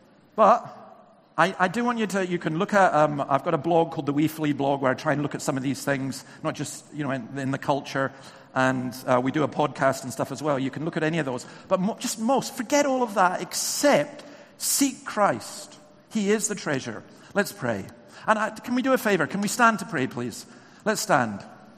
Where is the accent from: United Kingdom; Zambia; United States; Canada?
United Kingdom; England; born there; I love coming down to England. I was born in England, but please don't tell anyone. Back up in Scotland.